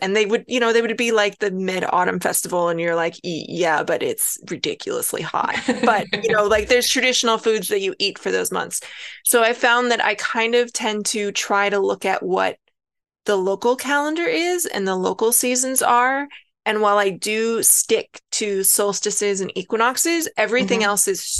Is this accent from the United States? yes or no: yes; Pacific Northwest, United States; also born or lived in Alaska / Hawaii; where I grew up in the Pacific Northwest, we had like a tulip festival.